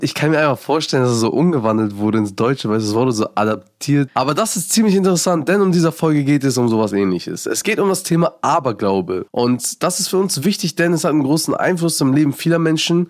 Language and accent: German; Afghanistan; Bei uns in Afghanistan